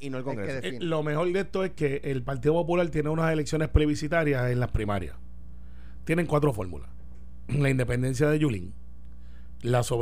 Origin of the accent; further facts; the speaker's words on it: Guaynabo, Puerto Rico; es mi distrito y mi pueblo.